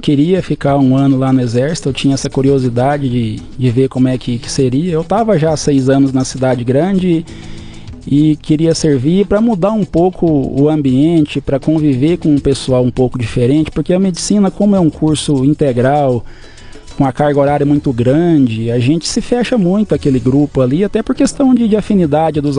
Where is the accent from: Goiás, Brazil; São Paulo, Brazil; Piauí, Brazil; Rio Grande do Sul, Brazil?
Goiás, Brazil; Adelândia; moved away as an adult; also born or lived in Cuiabá, Mato Grosso; now in Matupá, Brazil; Eu nasci em Adelândia, uma cidade no interior de Goiás